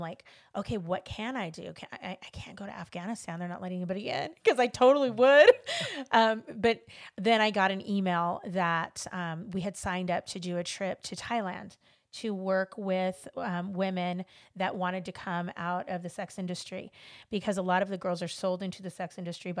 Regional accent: Los Angeles, California, United States; You know, I grew up in Los Angeles, and I grew up in a predominantly, you know, Hispanic community. It was actually Mexican, because we lived across the street from the project.

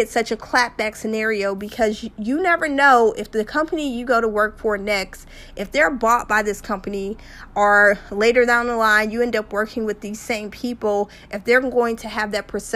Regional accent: just outside of New Orleans, Louisiana, United States; I'm from Louisiana, just outside of New Orleans

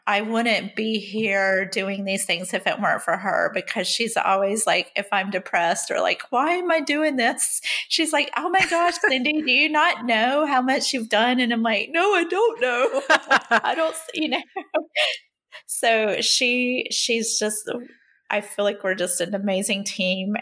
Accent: the South, United States; also born or lived in Rhode Island; now in Connecticut, United States; I'm still a Southerner

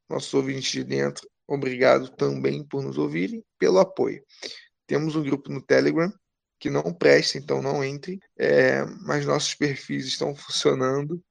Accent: Brazil; somos brasileiros

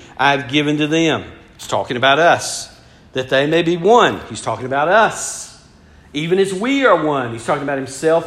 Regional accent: Georgia, United States; I'm from Georgia

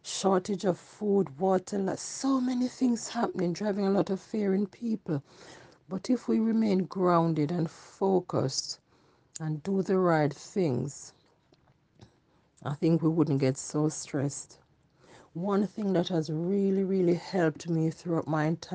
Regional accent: Jamaica; moved away; when I was growing up in Jamaica, we serve one God

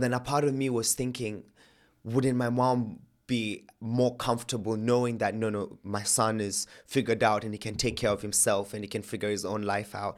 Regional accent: Kenya; moved away as an adult; now in England; I was born and raised in Kenya, lived my life there.

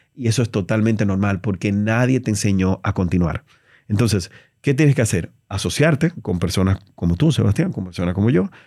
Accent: Dominican Republic; soy un, dominicano

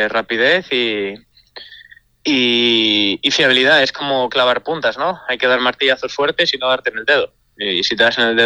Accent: Asturias, Spain; Bueno, y en mi pueblo, con que en mi pueblo más aún que nos llevamos el supercampeonato y la Suiza. O sea, en un pueblo tan pequeño, una villa tan pequeña

